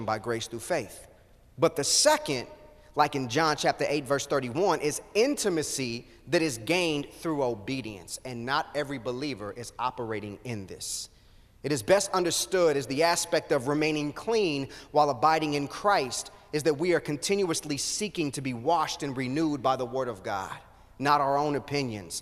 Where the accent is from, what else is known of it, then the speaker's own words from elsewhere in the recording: Kansas City, United States; I grew up in Kansas City